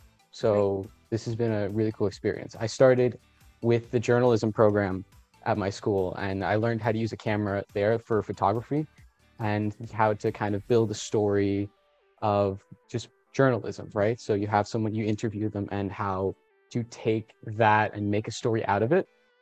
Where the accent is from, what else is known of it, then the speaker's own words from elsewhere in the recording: Colombia; now in South Florida, United States; So I'm Colombian. I was born in Colombia. I moved to the United States and I currently live in South Florida.